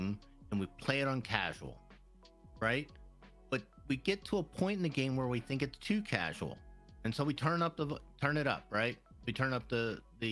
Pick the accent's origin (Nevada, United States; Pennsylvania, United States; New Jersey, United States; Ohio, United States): Pennsylvania, United States; If I was saying it from Pennsylvania, it's route.